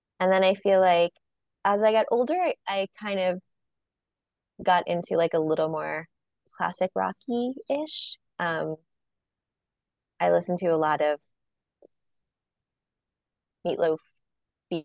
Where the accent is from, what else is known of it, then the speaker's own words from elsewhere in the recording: Long Island, New York, United States; I grew up on Long Island